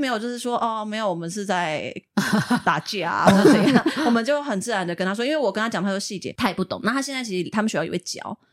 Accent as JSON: {"language": "Chinese", "country": "Taiwan", "tie": "born or raised there", "said": "我们小时候住眷村，像是左营有一个那个八六眷村，对。那个眷村是我们老家改建的"}